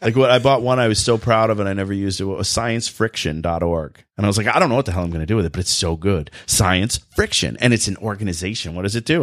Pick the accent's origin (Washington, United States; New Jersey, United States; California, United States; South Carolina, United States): New Jersey, United States; accent: Jersey voice; now in Michigan, United States; I'm from New Jersey originally